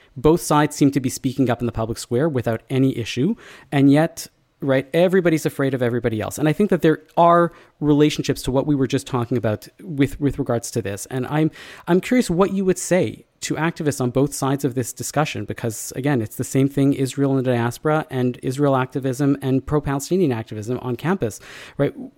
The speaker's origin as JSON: {"language": "English", "country": "Canada", "said": "the messaging drilled into us as Canadian Jews"}